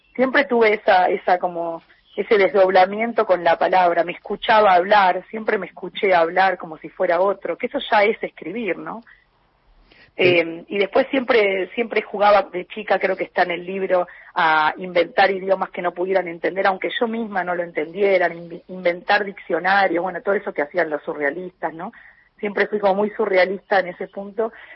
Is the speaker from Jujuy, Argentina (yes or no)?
no; Buenos Aires, Argentina; moved away as an adult; now in Paris, France; Yo viví casi 30 años en, siendo una porteña pura y dura